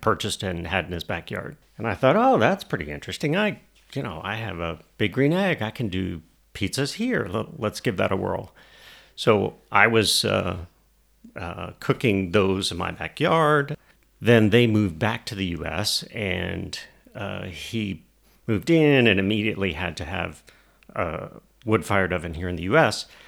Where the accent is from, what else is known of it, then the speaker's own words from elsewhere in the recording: Albany, Georgia, United States; now in Atlanta, United States; I grew up in Albany, Georgia, um, but came to Atlanta to go to school, and then um, you know started my career here.